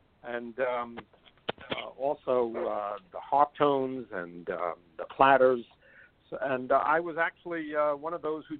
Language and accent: English; Bronx, New York, United States; Well, my memories of growing up in the Bronx and being a Brooklyn Dodger fan are all very positive.